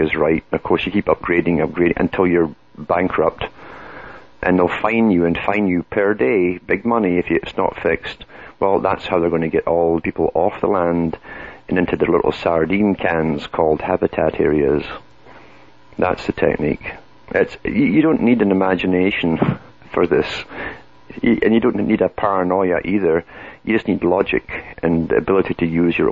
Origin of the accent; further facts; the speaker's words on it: United Kingdom; now in Canada; I come from Britain